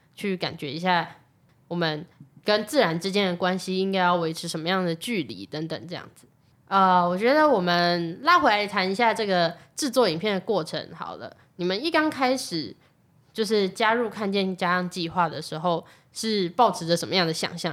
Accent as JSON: {"language": "Chinese", "area": "Taishan District", "region": "New Taipei", "country": "Taiwan", "said": "我是来自泰山嘛"}